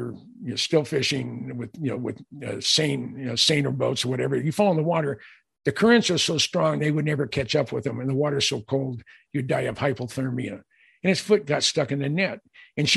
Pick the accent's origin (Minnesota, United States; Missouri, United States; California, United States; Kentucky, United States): California, United States; Mountain View; also born or lived in Los Altos; I grew up in the Mountain View, Los Altos area.